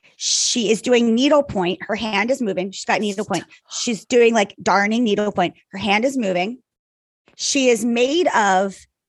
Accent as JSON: {"language": "English", "country": "Ireland", "said": "I'm Irish. I could have at least four glasses of wine, probably not even really be that drunk."}